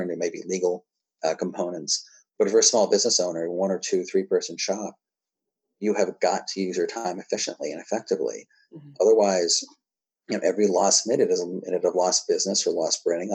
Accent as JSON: {"language": "English", "region": "New Hampshire", "country": "United States", "said": "I'm also from New Hampshire"}